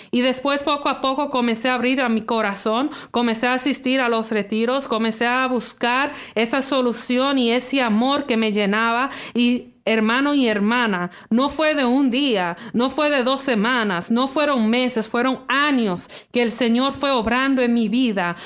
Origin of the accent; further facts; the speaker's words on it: Toronto, Ontario, Canada; nací aquí en Toronto, Canadá, soy, soy hija de padres dominicanos